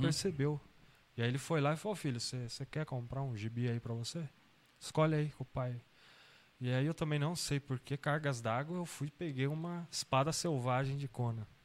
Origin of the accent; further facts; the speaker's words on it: São Bernardo do Campo, São Paulo, Brazil; also born or lived in Santo André; Eu sou de São Paulo, né? Tá. Sou nascido em Santo André e morei muito tempo em São Bernardo do Campo